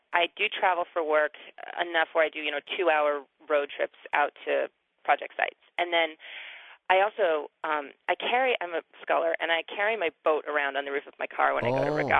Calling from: Somerville, Massachusetts, United States; I'm calling from Somerville.

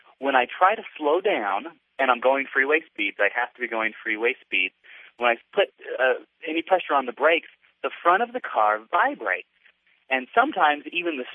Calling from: Utah, United States; I'm calling from Utah.

